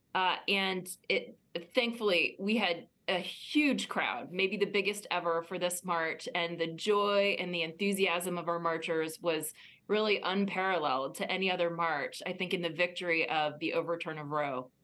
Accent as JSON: {"language": "English", "region": "Virginia", "country": "United States", "said": "Virginia, my home state"}